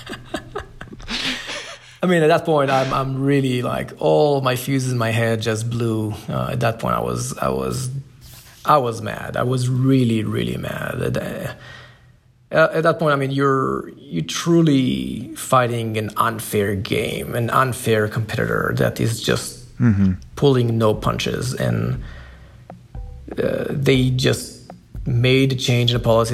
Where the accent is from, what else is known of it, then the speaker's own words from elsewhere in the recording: Israel; moved away; I'm originally from Israel